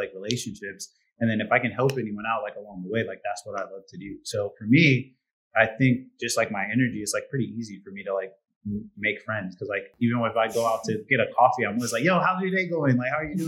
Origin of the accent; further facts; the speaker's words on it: Indiana, United States; moved away as an adult; now in Hungary; I'm from Indiana